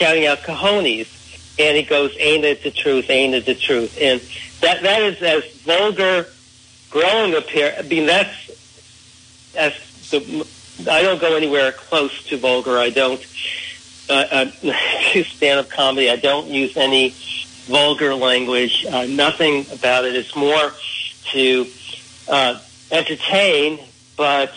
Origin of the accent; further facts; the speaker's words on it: New York City, New York, United States; as a kid growing up in the Bronx